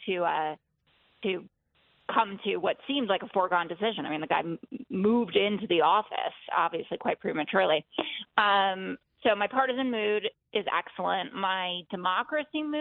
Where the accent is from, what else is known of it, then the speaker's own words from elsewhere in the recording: New York City, New York, United States; I grew up in New York City